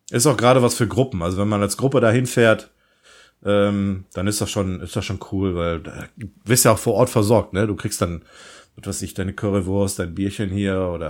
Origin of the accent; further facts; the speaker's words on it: Rhineland, Germany; bei uns im Rheinland